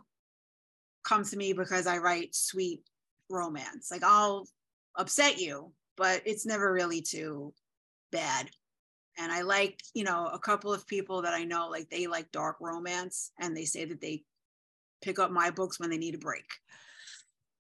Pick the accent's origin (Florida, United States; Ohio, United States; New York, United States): New York, United States; New York City; I am from the Bronx, which you're probably going to be able to tell in 3 seconds when I speak